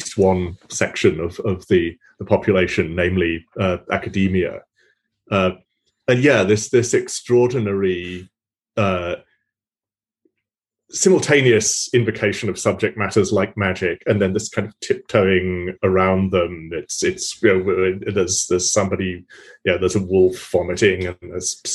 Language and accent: English; United Kingdom; moved away; my home country